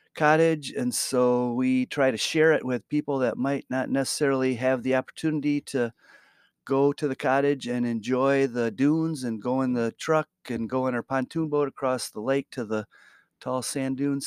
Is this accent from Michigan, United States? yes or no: yes; Muskegon, Michigan, United States; moved away as an adult; now in Grand Rapids, United States; we we grew up in Muskegon